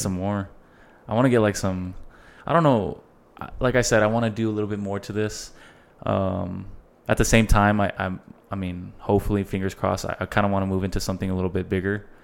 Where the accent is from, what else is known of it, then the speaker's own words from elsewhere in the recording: El Paso, Texas, United States; El Paso is not that big, bro, and we're all from El Paso